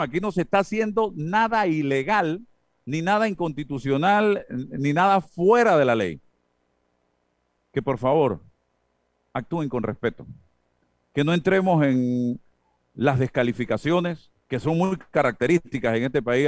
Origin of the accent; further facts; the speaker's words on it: Panama; como sociedad panameña